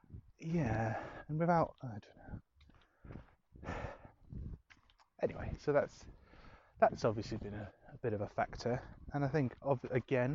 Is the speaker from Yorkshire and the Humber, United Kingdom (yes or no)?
yes; Scarborough, Yorkshire and the Humber, United Kingdom; moved away as an adult; now in London, United Kingdom; I learned to drive in my hometown in Scarborough